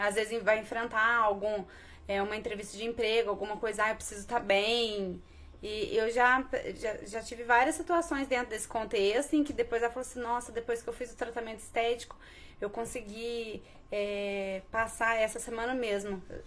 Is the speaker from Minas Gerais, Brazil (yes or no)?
yes; Bandeira do Sul, Minas Gerais, Brazil; moved away as an adult; also born or lived in Poços de Caldas; now in Pouso Alegre, Brazil; Sou de Bandeira do Sul, né? Na verdade, eu nasci em Poços. É, que é uma cidadezinha do lado, que é uma cidade do lado da minha cidadezinha.